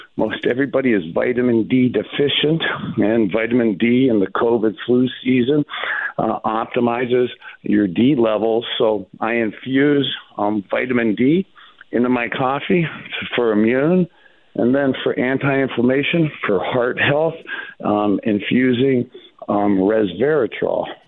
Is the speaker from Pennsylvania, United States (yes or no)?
no; Cleveland Heights, Ohio, United States; I'm literally from Cleveland Heights. We're only 15 minutes away